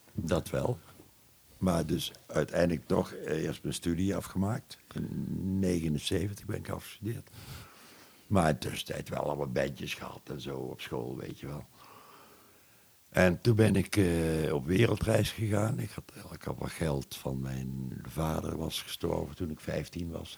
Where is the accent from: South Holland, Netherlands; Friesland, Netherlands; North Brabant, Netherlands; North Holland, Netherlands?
North Brabant, Netherlands; Boekel; ik ben een Brabander van huis uit. ik ben eh, geboren in Boekel